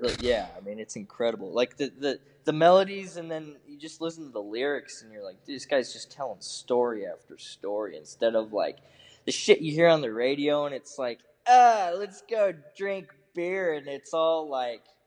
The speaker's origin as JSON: {"language": "English", "town": "Muscatine", "region": "Iowa", "country": "United States", "tie": "born or raised there", "moved": "yes", "said": "I was raised in eastern Eastern Iowa in Muscatine"}